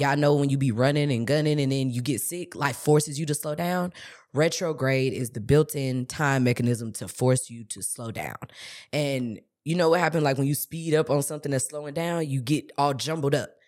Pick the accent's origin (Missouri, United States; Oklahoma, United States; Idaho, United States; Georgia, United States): Missouri, United States; St. Louis; I'm from Saint Louis